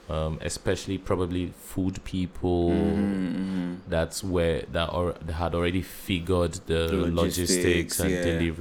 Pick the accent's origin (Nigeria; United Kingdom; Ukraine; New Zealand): Nigeria; as a Nigerian